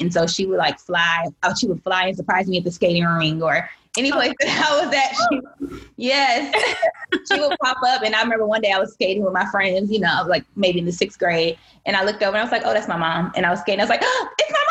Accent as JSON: {"language": "English", "town": "Benton Harbor", "region": "Michigan", "country": "United States", "tie": "born or raised there", "also_born_or_lived": "Virginia", "moved": "as an adult", "lives_now": "Washington, D.C., United States", "said": "I grew up in Michigan"}